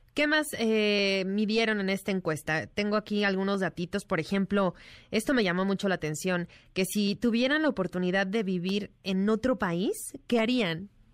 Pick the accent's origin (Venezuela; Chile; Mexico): Mexico; con mucho orgullo que somos mexicanos